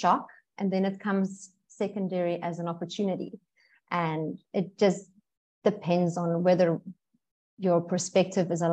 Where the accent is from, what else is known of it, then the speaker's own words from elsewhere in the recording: South Africa; now in Bali, Indonesia; I'm from South Africa